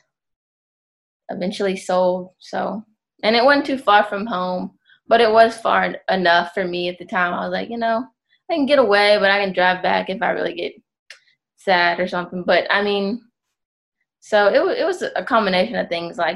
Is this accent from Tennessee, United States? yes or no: yes; Memphis, Tennessee, United States; moved away as an adult; also born or lived in Chattanooga, Tennessee; I'm from Memphis.